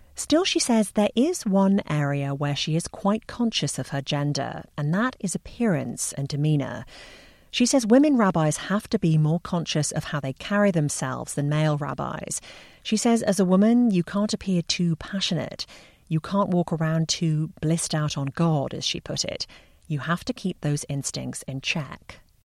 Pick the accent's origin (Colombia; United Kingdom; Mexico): United Kingdom; England; moved away; growing up in England